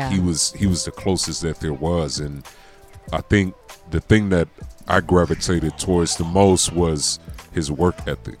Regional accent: Southern California, United States; born and raised in Southern California

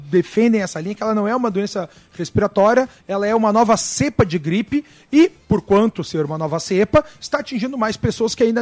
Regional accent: Rio Grande do Sul, Brazil; no Rio Grande do Sul, de onde eu venho, as praias estão interditadas.

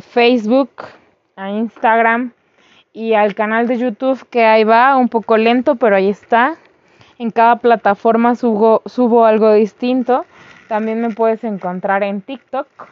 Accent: Mexico; also born or lived in Mexico City; nosotros como pueblo mexicano

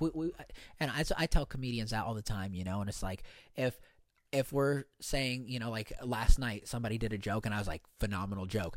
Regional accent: East Coast, United States; moved away; also born or lived in Los Angeles; I'm from the East Coast

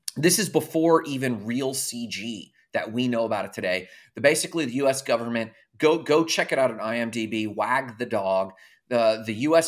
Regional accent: Orlando, Florida, United States; I grew up I was in Orlando in the boy band era

